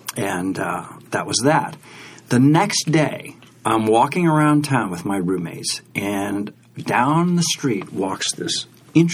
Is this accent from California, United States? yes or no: yes; San Francisco, California, United States; Here in San Francisco.